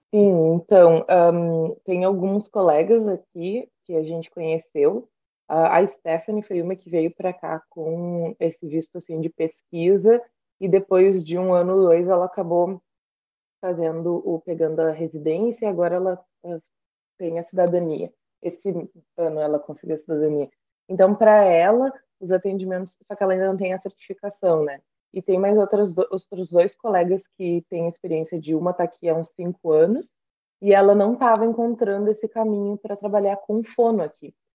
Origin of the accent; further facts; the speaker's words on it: Rio Grande do Sul, Brazil; moved away as an adult; also born or lived in Passo Fundo / Porto Alegre; now in Australia; eu sou do Rio Grande do Sul